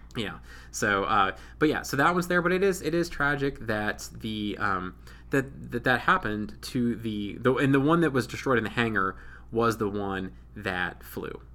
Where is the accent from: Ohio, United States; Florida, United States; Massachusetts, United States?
Ohio, United States; I'm from Ohio.